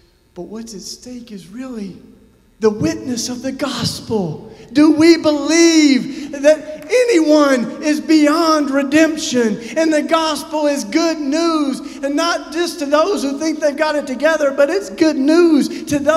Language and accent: English; Tennessee, United States; I first started visiting folks on death row in my home state of Tennessee.